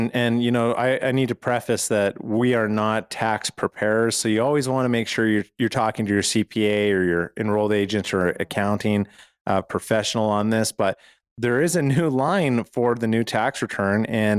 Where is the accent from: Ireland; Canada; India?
Canada; now in United States; And you know, I moved from Canada where it's very difficult to own a firearm and shoot.